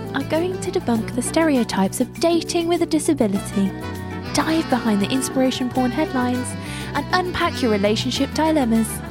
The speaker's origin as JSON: {"language": "English", "region": "England", "country": "United Kingdom", "said": "We're so English."}